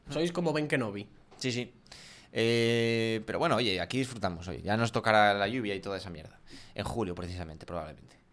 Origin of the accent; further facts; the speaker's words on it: León, Castile and León, Spain; Soy de León.